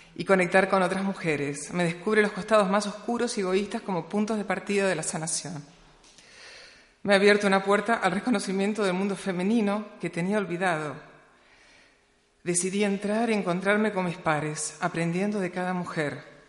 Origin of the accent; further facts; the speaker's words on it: Patagonia, Argentina; nací en la Patagonia en el año 1966